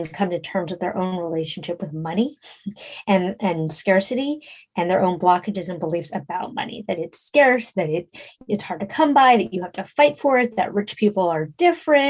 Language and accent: English; San Francisco, California, United States; I grew up in San Francisco in the 80s and 90s